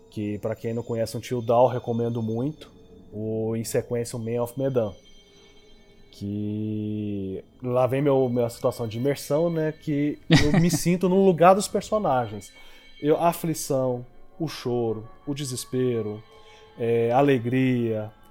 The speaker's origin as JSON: {"language": "Portuguese", "region": "Rio de Janeiro", "country": "Brazil", "said": "eu sou do Rio de Janeiro"}